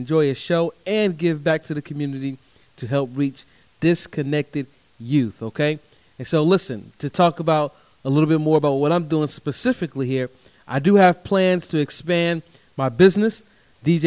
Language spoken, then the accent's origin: English; Durham, North Carolina, United States; my hometown of Durham, North Carolina